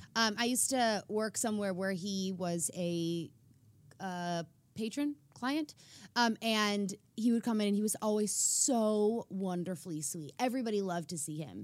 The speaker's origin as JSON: {"language": "English", "country": "South Africa", "moved": "yes", "lives_now": "United States", "said": "we all went to South Africa and did a singing tour in my home country"}